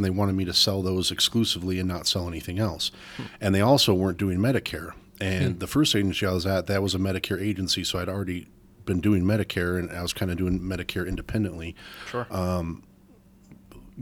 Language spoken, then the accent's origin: English; Arizona, United States; born and raised in Arizona